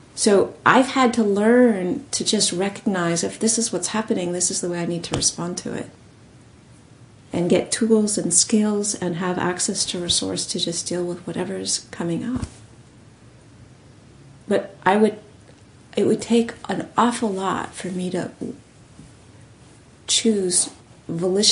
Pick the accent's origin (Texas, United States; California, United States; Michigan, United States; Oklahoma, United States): California, United States; I was born in California